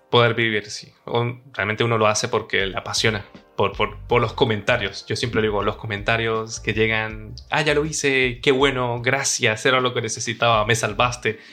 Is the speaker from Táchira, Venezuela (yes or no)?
yes; San Cristóbal, Táchira, Venezuela; moved away as an adult; now in Madrid, Spain; Yo soy de San Cristóbal, casi frontera con Colombia